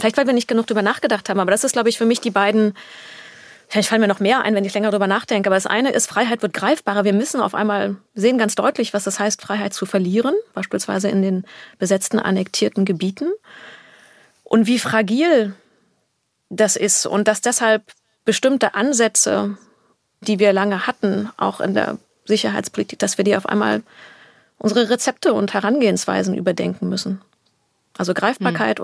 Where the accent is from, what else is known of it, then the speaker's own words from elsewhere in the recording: Berlin, Germany; In Berlin bin mhm. ich aufgewachsen